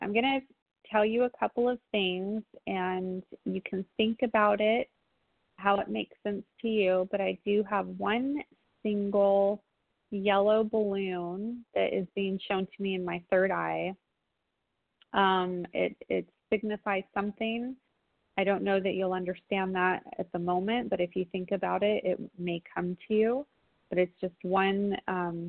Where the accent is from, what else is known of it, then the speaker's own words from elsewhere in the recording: San Diego, California, United States; from my hometown, San Diego.